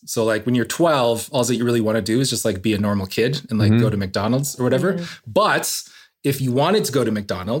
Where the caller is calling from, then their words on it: Hay River, Northwest Territories, Canada; I am calling you from Hay River, Northwest Territories, which is like way up in the Canadian far north, like close to the Arctic, basically.